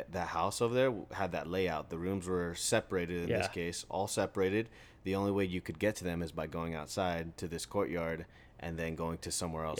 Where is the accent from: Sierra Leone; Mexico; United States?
Mexico; Obviously, I'm not from Syria. Yeah. I'm Mexican.